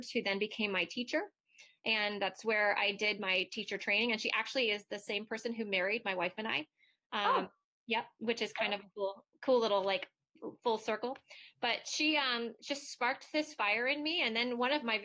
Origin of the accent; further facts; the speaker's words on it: Ohio, United States; I'm Midwestern from Ohio